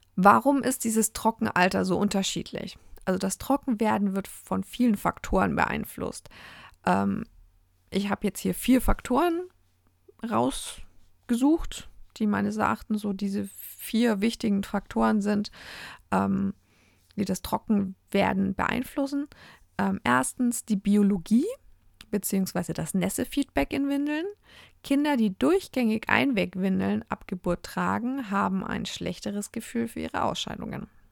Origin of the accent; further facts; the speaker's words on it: Germany; bei uns in Deutschland